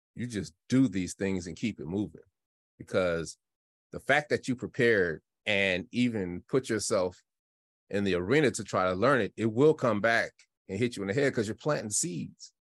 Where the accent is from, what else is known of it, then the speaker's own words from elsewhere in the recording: Denver, Colorado, United States; I'm from Denver, Colorado, and I had an incredible childhood 'cause we just got to play